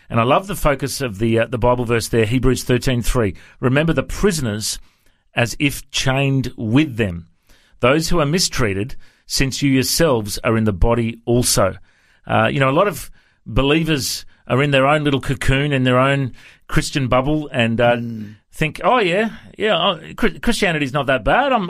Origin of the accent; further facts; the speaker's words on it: Cape Town, Western Cape, South Africa; accent: South African; I was born and raised in Cape Town, in mm-hmm. South Africa, the best place in the world, they say.